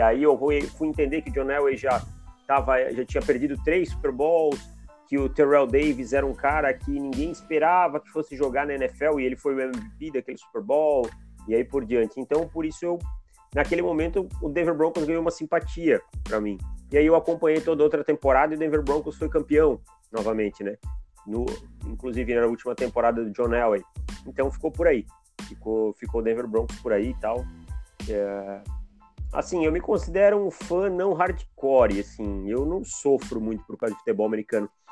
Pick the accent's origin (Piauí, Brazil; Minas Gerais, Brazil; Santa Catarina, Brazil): Santa Catarina, Brazil; Jaraguá do Sul; eu sou de Santa Catarina, né? Sou de Jaraguá do Sul, cidade que eu moro ainda hoje.